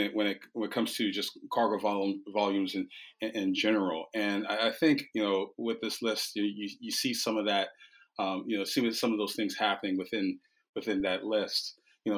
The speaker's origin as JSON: {"language": "English", "country": "United States", "said": "as an American"}